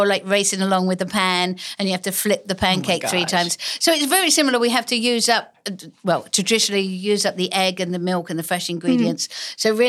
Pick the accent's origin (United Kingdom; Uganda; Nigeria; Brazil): United Kingdom; England; accent: English; now in United States; I traveled the country giving speeches and using my newfound English accent that I didn't really have in England because...